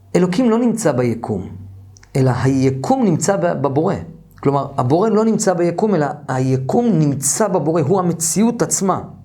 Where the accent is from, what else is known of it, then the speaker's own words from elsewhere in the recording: Jerusalem, Jerusalem District, Israel; גדלתי במאה שערים